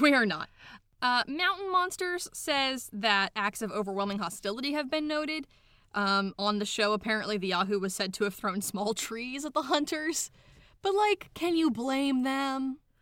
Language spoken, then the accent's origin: English; Morgantown, West Virginia, United States; I'm from Morgantown, West Virginia